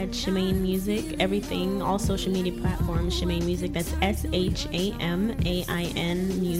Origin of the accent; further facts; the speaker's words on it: close to D.C., Maryland, United States; also born or lived in Guyana; I was born in Guyana, so I have that Caribbean influence. Just being raised close to D.C. in Maryland, there's that go-go influence.